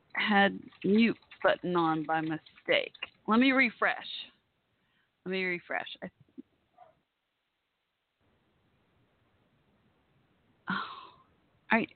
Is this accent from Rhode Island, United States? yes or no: no; Texas, United States; I do live in Texas